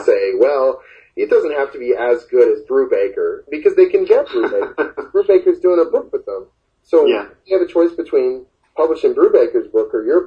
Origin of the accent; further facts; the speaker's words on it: Oshawa, Ontario, Canada; now in Toronto, Canada; I'm originally from Oshawa